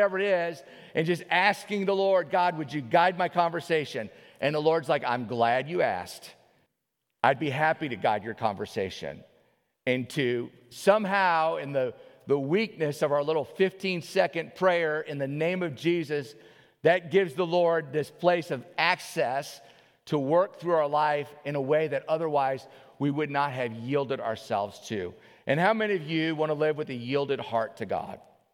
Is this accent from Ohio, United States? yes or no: no; New Orleans, Louisiana, United States; now in Alaska, United States; I grew up in New Orleans